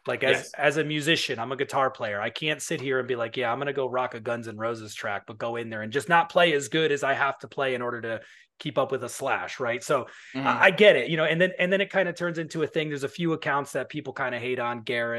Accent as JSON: {"language": "English", "region": "New York", "country": "United States", "said": "I'm from New York, but I don't have the accent like you do."}